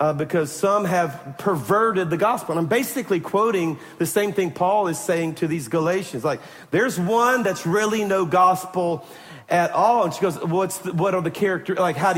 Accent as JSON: {"language": "English", "town": "Baton Rouge", "region": "Louisiana", "country": "United States", "tie": "born or raised there", "moved": "yes", "said": "Baton Rouge, my hometown"}